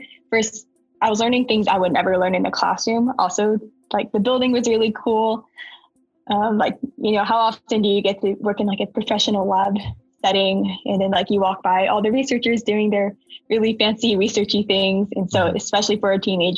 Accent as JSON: {"language": "English", "town": "Huntsville", "region": "Alabama", "country": "United States", "tie": "born or raised there", "also_born_or_lived": "Georgia Tech (Atlanta, Georgia)", "moved": "as an adult", "said": "I was born and raised in Huntsville, Alabama"}